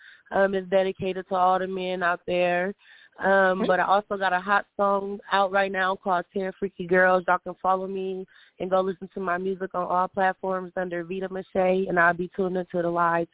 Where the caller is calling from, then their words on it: Omaha, Nebraska, United States; I'm calling from Omaha, Nebraska.